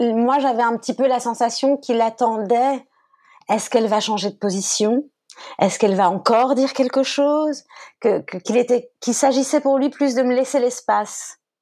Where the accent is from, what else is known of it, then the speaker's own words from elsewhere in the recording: France; moved away as an adult; also born or lived in Brussels, Belgium; j'ai quitté la France